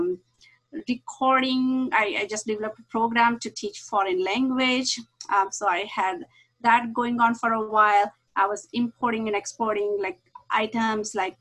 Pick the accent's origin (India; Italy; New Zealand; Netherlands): India; moved away as an adult; now in La Mirada, United States; I grew up in India, and when I came here, I was very young. I was 20 years old